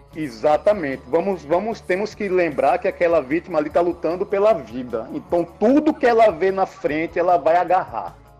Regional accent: Aracaju, Sergipe, Brazil; now in Salvador, Brazil; sou natural de Aracaju, Sergipe, 43 anos de idade

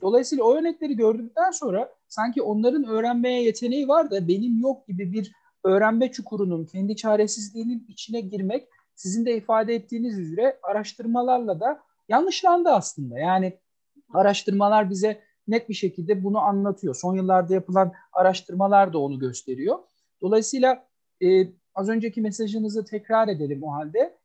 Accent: Istanbul, Turkey; moved away as an adult; now in Ankara, Turkey; 1980 İstanbul doğumluyum ben. Ee, üniversiteye kadar İstanbul'da Kadıköy'de çok sevdalı olduğum e, Kadıköy'de büyüdüm.

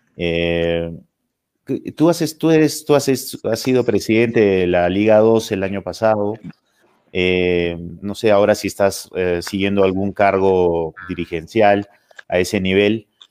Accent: Cusco, Peru; para nosotros como cusqueños

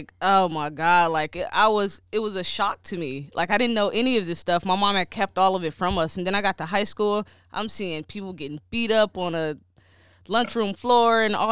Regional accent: Detroit, Michigan, United States; moved away; growing up in Detroit, we're really sheltered

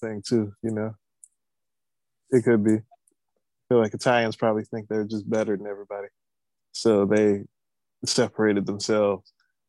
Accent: Maryland, United States; I'm from Maryland, so we eat oysters up here.

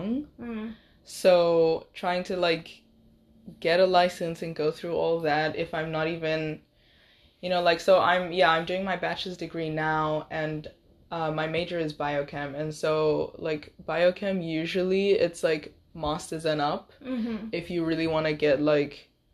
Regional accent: South Africa; now in Seattle, United States; I'm from South Africa

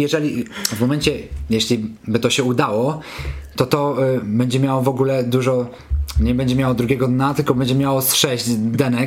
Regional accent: Kamienna Góra, Lower Silesian Voivodeship, Poland; also born or lived in Wrocław; now in Warsaw, Poland; jestem z Kamiennej Góry, gdzieś tam mieszkałem potem we Wrocławiu, teraz mieszkam w Warszawie

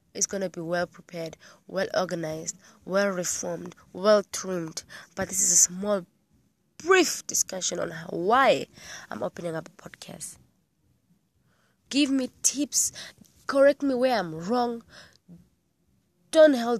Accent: Namibia; they made us grow in Namibia for education purposes

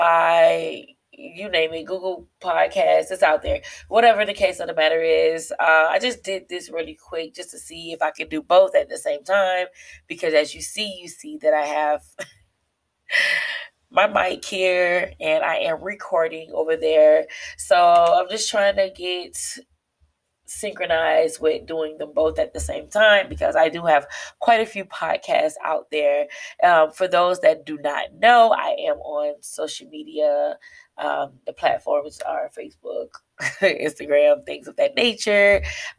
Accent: South Florida, United States; I'm from South Florida

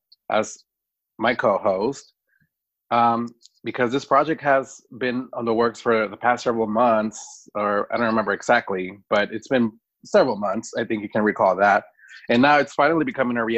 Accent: Rio Grande Valley, Texas, United States; also born or lived in Tamaulipas, Mexico; now in Austin, United States; I was born in the Huasteca region, al sur de Tamaulipas, Mexico, and immigrated to the United States at the age of 10 as an undocumented, unaccompanied minor. I call Texas home, and I do call the Rio Grande Valley my first home

